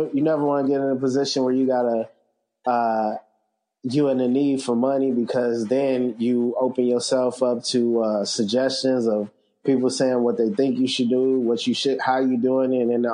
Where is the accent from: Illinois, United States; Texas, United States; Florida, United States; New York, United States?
Illinois, United States; Chicago; moved away; I'm originally from Chicago, graphic designer, web developer.